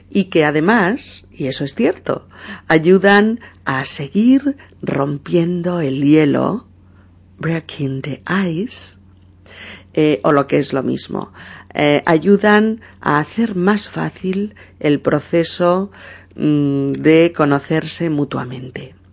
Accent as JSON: {"language": "Spanish", "town": "Seville", "region": "Andalusia", "country": "Spain", "accent": "Sevillian", "said": "Que soy sevillano, ¿eh? por mi acento."}